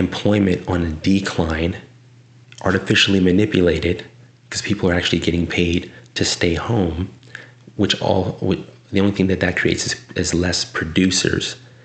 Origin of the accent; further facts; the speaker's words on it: South San Francisco, California, United States; I am a California boy, born and bred. I'm from South City, San Francisco